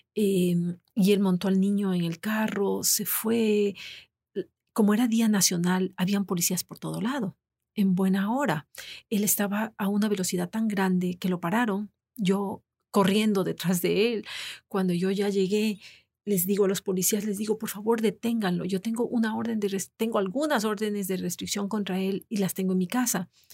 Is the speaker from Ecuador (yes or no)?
yes; Ecuador; moved away as an adult; also born or lived in Florida, United States; now in United States; fiesta nacional en mi país